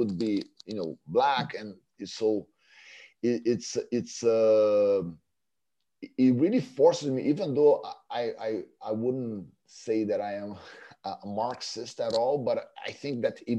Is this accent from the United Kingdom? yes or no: no; Brazil; growing up in Brazil